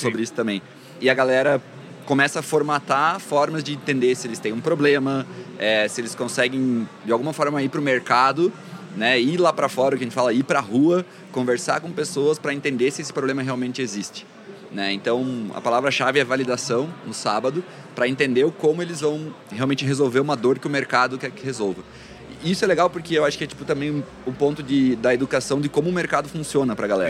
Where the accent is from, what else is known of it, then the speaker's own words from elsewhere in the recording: Santa Catarina, Brazil; also born or lived in Florianópolis / Balneário Camboriú; Hoje moro em Floripa, sou de Santa Catarina, mas já vivi aí em várias cidades do estado